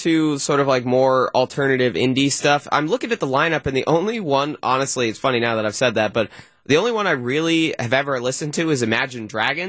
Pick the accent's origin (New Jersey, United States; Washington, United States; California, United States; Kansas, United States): California, United States; now in Milwaukee, United States; I grew up in California